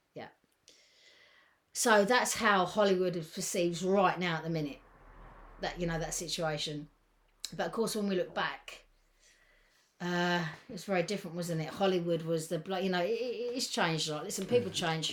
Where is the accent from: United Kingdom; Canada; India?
United Kingdom; England; we're English